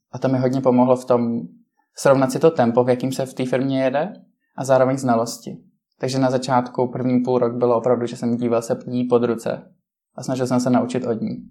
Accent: Czechia; jsme vlastně dva z Česka

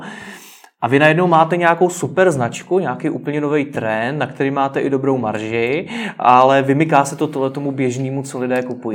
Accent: Czechia; jsme jako Češi

